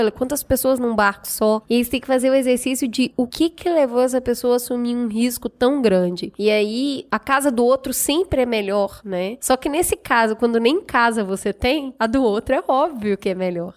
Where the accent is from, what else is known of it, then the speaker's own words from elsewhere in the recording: Minas Gerais, Brazil; eu que sou mineira